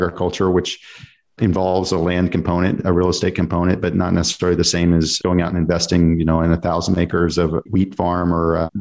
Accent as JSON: {"language": "English", "town": "Dallas", "region": "Texas", "country": "United States", "said": "I'm from Dallas-Fort Worth"}